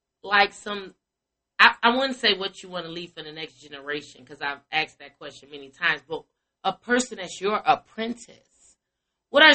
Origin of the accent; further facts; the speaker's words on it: Chicago, Illinois, United States; now in Atlanta, United States; I'm from Chicago with you. Like, raised there majority of my life